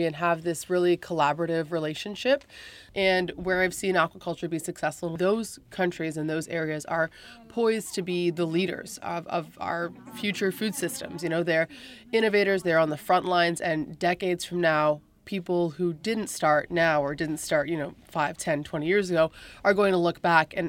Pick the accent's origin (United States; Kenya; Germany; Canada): Canada; I'm from Canada